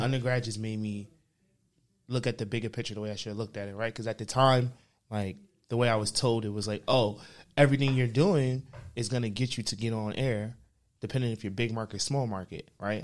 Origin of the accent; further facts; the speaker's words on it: New York City, New York, United States; moved away as an adult; now in Atlanta, United States; I'm from Uptown, man. So I grew up between Harlem and the Bronx. South Bronx, not this part